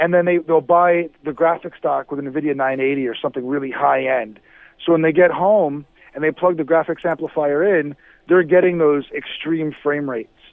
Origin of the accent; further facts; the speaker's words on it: Miami, Florida, United States; I'm from Miami